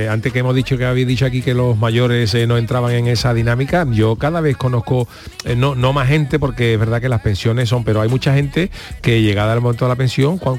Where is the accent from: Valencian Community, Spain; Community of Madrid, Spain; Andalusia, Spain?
Andalusia, Spain; Cádiz; moved away as an adult; now in Seville, Spain; yo soy de Cádiz, entonces yo me vine de Cádiz para acá para trabajar.